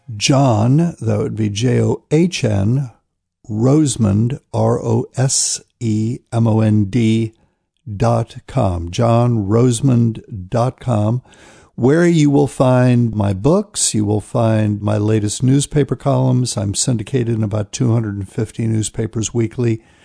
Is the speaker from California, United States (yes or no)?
no; New Bern, North Carolina, United States; I'll be in New Bern, North Carolina, which is my hometown